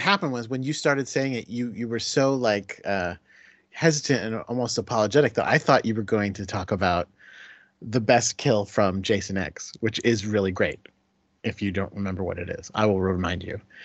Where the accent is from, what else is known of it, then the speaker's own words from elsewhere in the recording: Connecticut, United States; moved away as an adult; also born or lived in Binghamton, New York; now in New York City, United States; I was raised, uh, born and raised in Connecticut